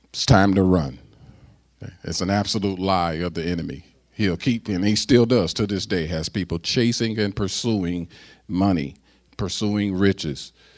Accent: United States; I'm an American and I'm black and I'm an American

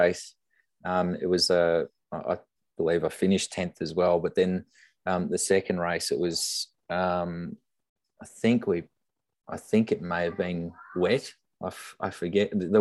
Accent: Brisbane, Queensland, Australia; moved away; I come from Brisbane, and the family are up in Gold Coast and Brisbane

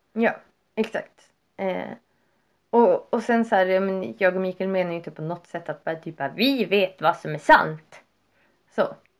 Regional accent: Sweden

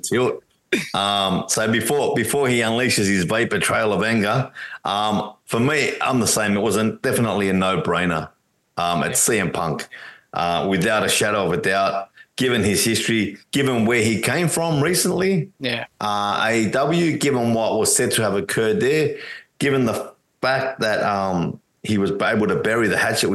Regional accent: Australia; I'm an Aussie

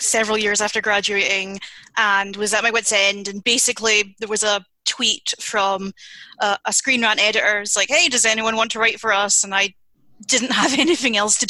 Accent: United Kingdom; being British

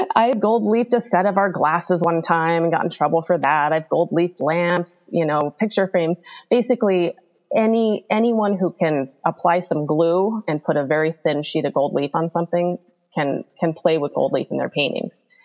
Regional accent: Alaska, United States; now in Bigfork, United States; I grew up in Alaska, right on the Pacific Ocean

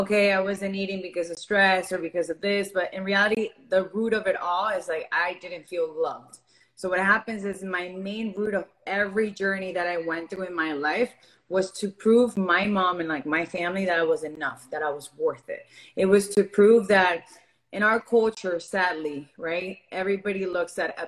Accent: Miami, Florida, United States; also born or lived in Venezuela; I was born in Venezuela. I grew up here in Miami.

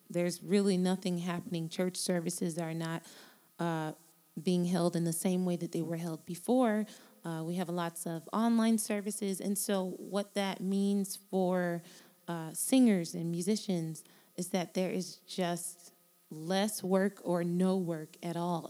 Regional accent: Miami, Florida, United States; I am from Miami, Florida. And I was born to Jamaican parents, immigrants who came here many years ago with my big brother and my big sister. And they started a life in South Florida where I was born

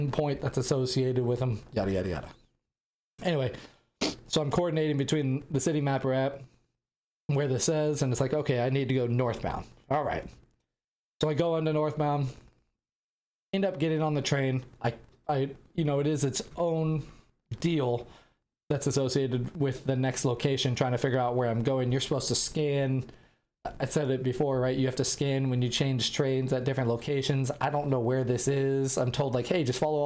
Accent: United States; I'm an American

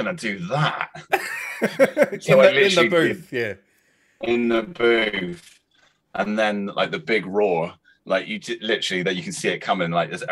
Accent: Cornwall, South West England, United Kingdom; accent: Cornish; my Cornish accent, my lilt

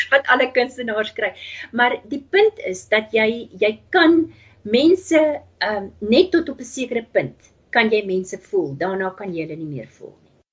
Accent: Namibia; also born or lived in Transvaal, South Africa / Cape Town, South Africa; now in United States; ek het groot geword in Namibië

